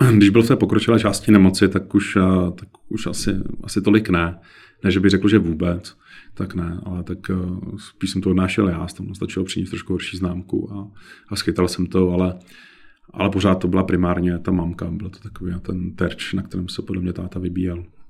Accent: Kovansko, Central Bohemian Region, Czechia; Já jsem z Kovanska, to je malá vesnice Unimburka, která v té době měla zhruba asi 120 obyvatel

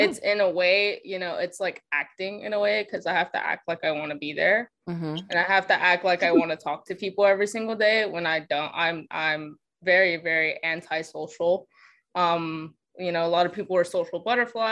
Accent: the American South, United States; accent: Southern; me and Jess are Southern

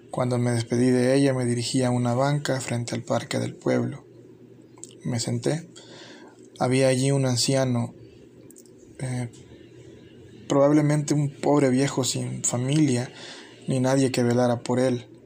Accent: El Salvador; Es la descripción que como salvadoreño hago de un momento que me impactó.

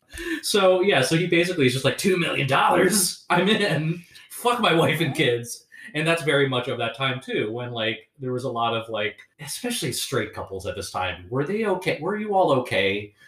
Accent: Northern New Jersey, United States; I grew up in Northern New Jersey.

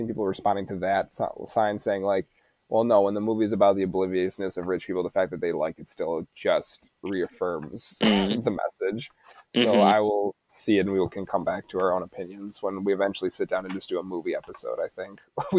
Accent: United States; We're American.

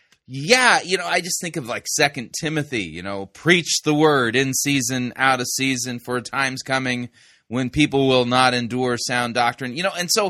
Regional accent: California, United States; I grew up in Southern California and was living in Arcadia at the time.

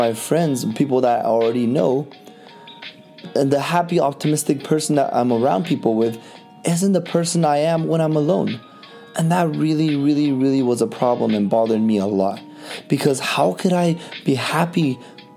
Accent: Vancouver, British Columbia, Canada; growing up in Vancouver, all my life in Canada

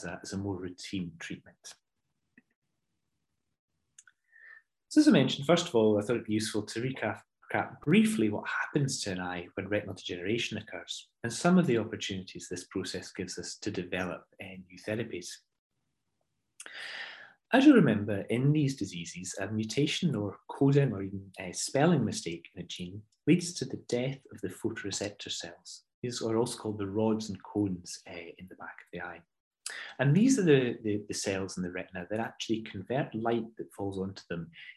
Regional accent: Ayrshire, Scotland, United Kingdom; moved away as an adult; also born or lived in Glasgow / Oxford; now in London, United Kingdom; I'm not originally an EastEnder. I'm from Ayrshire, but I've been down south for many years working at Moorfields

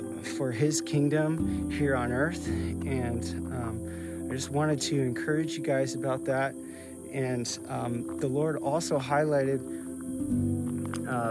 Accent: New Providence, New Jersey, United States; moved away as an adult; now in Spokane, United States; I grew up in New Providence in the 80s and the 90s

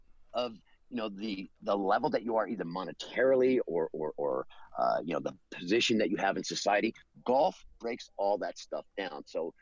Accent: Los Angeles, California, United States; Well, I'm originally from Los Angeles

